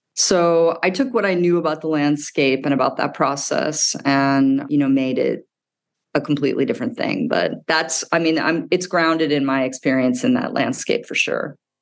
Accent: Midwest, United States; now in New York City, United States; I grew up in the Midwest.

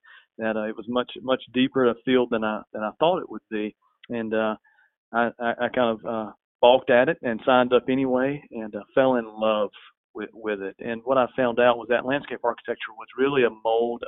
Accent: West Pelzer, South Carolina, United States; I grew up just outside of West Pelzer, a municipality of 880 people

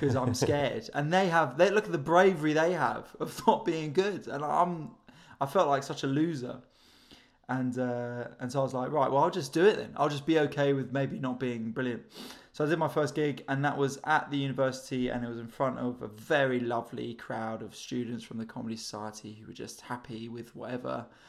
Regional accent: London, United Kingdom; I'm from North London as well, so I was sort of in London

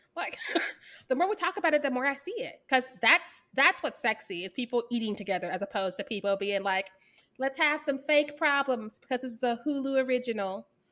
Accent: Missouri, United States; I'm from Missouri.

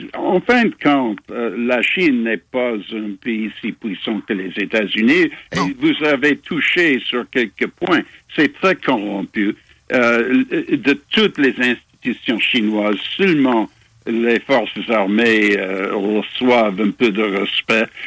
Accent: Montreal, Quebec, Canada; also born or lived in England; now in Toronto, Canada; né à Montréal. Je suis dans mon cœur, je suis toujours québécois.

